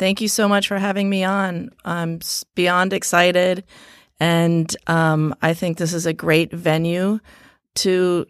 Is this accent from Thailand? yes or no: yes; Thailand; also born or lived in Philippines; We grew up overseas in Thailand and the Philippines, and both our parents were very artistic.